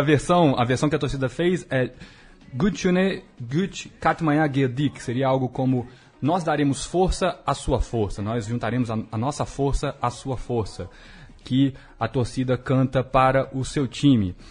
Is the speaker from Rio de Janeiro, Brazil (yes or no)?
no; Juiz de Fora, Minas Gerais, Brazil; um bom mineiro de Juiz de Fora, flamenguista